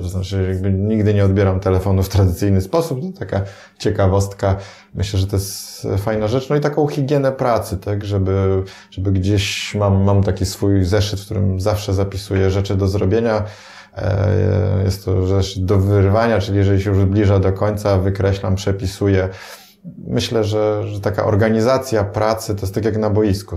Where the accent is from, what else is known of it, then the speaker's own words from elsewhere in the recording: Poland; nam, Polakom